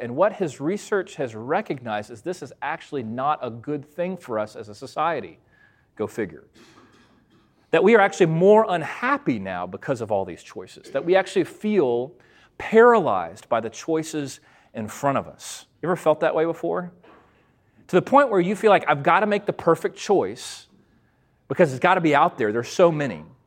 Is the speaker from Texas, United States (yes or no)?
yes; McGregor, Texas, United States; I grew up in the Lutheran church, very small congregation, 100 people uh, out in McGregor, Texas